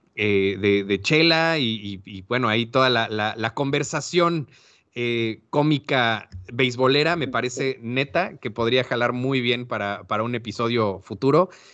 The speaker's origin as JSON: {"language": "Spanish", "country": "Mexico", "said": "como buenos mexicanos"}